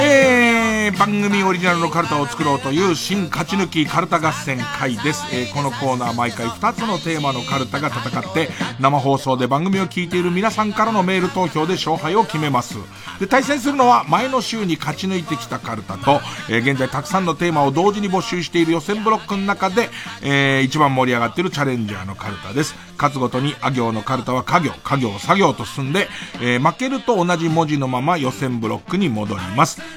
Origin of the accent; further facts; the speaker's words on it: Tokyo, Japan; 江戸っ子だからさ